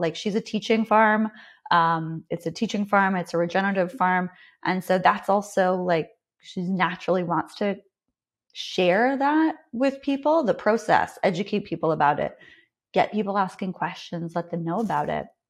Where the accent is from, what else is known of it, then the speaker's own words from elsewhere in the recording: Canada; accent: Canadian; I'm Canadian.